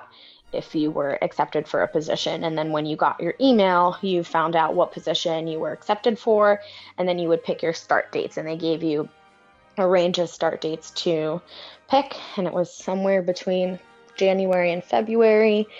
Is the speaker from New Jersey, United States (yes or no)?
no; New York City, New York, United States; Growing up in New York City